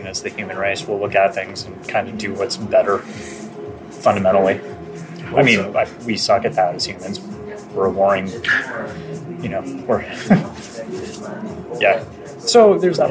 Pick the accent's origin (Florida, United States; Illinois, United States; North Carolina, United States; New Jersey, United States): Florida, United States; Miami; moved away; I grew up in Miami and that was normal